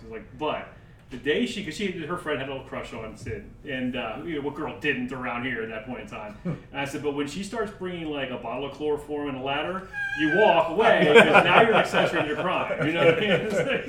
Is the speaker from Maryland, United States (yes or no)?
yes; Maryland, United States; I grew up in Maryland.